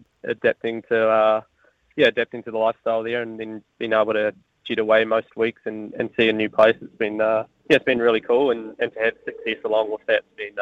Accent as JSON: {"language": "English", "country": "New Zealand", "tie": "born or raised there", "moved": "as an adult", "said": "I came from New Zealand, where you grow up doing a lot for yourself"}